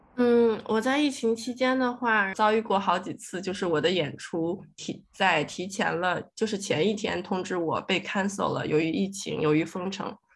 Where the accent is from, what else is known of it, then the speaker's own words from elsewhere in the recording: China; first language Chinese; now in Melbourne, Australia; 我是中国人